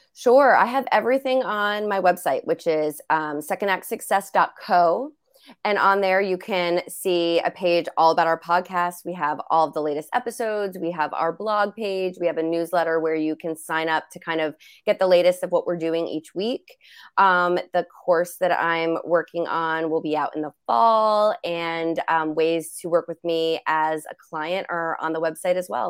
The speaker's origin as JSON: {"language": "English", "region": "New Jersey", "country": "United States", "said": "I'm from New Jersey, half Italian"}